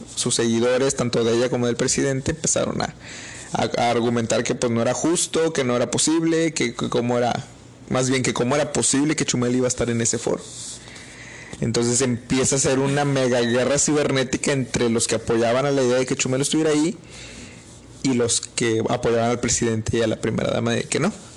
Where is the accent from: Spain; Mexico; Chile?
Mexico; somos mexicanos